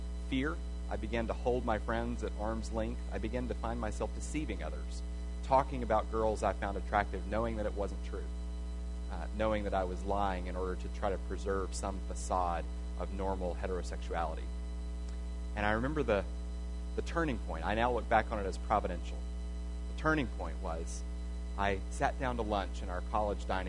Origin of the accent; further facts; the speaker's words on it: Arkansas, United States; I grew up Southern Baptist in Arkansas, not too far from here.